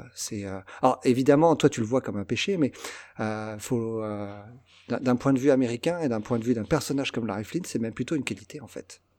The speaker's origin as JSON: {"language": "French", "town": "Versailles", "region": "Île-de-France", "country": "France", "tie": "born or raised there"}